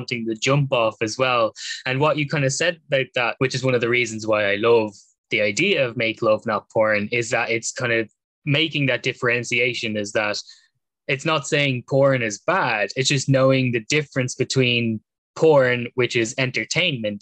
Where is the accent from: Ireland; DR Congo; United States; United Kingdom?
Ireland; we grew up in Ireland, which has such a skewed relationship to sex